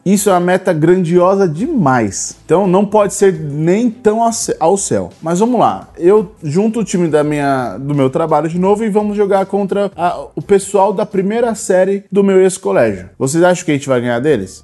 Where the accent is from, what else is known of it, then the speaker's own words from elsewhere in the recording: São Paulo, Brazil; nós somos de São Paulo